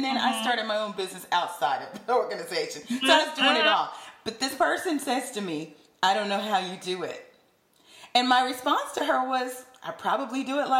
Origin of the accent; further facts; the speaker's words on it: the South, United States; accent: Southern; oh, gee, what do people think about my Southern accent, right?